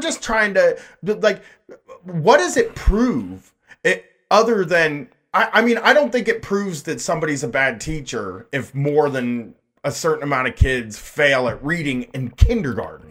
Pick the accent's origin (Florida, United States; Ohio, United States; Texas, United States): Ohio, United States; Groveport; growing up in Groveport